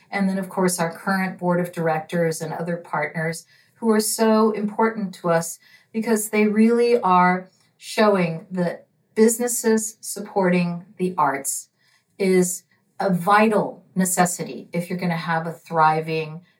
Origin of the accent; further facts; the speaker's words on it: Washington, District of Columbia, United States; also born or lived in Cuba; I was born in Cuba and I arrived in the United States. My parents, who are both lawyers, went directly to Washington D.C. And so I grew up in the D.C. area and I attended Georgetown.